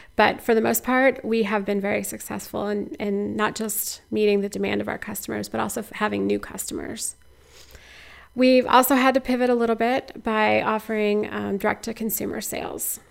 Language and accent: English; Missouri, United States; now in Iowa, United States; I'm a transplant. I grew up in Missouri